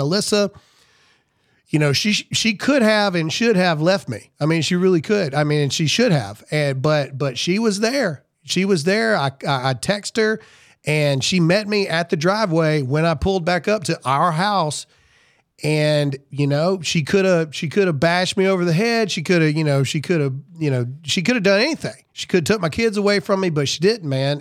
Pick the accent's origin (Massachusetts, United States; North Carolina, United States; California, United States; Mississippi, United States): Mississippi, United States; Lowndes County; I'm from Lowndes County, Mississippi